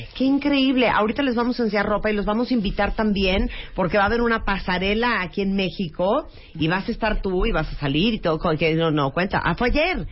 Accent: Nicaragua; yo soy nicaragüense

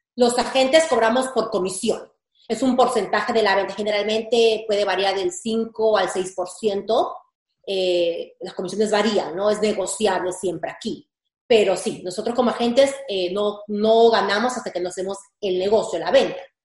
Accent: Peru; now in United States; yo soy de Perú

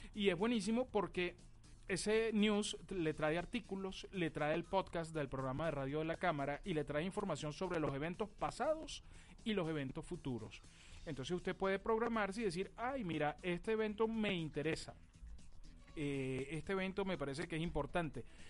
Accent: Caracas, Capital District, Venezuela; born or raised there

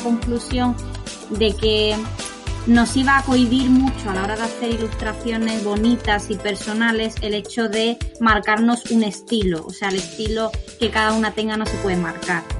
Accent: Huelva, Andalusia, Spain; also born or lived in Seville / Milan; yo soy de Huelva

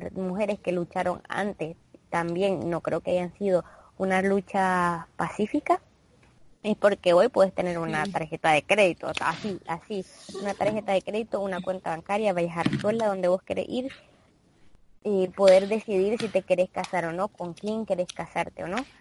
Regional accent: Nicaragua; nosotros, bueno, somos de Nicaragua

